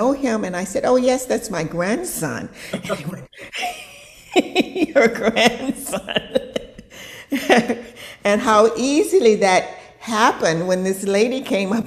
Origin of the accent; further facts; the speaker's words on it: Mississippi, United States; moved away as an adult; I was born in Mississippi in 1944 in segregated Mississippi